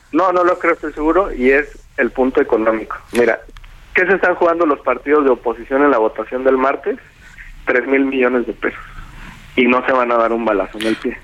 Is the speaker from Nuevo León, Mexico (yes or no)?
no; Jalisco, Mexico; yo soy de Jalisco